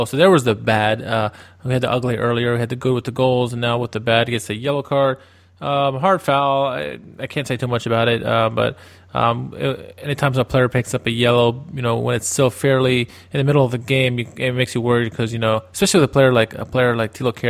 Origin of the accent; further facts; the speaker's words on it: Wheaton, Maryland, United States; I am from Wheaton, Maryland